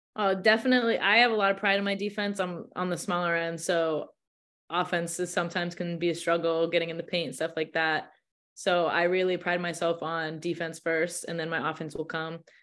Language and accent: English; Massachusetts, United States; I live from I'm from Mass, so it's not that far.